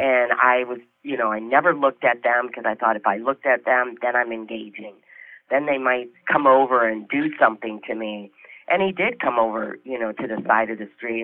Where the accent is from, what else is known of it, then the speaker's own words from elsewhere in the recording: Detroit, Michigan, United States; moved away; I was from Michigan